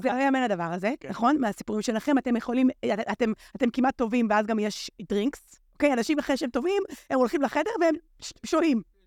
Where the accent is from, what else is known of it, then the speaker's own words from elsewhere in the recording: Haifa, Haifa District, Israel; אני פשוט גדלתי בחיפה, זה מקום יקר לליבי מאוד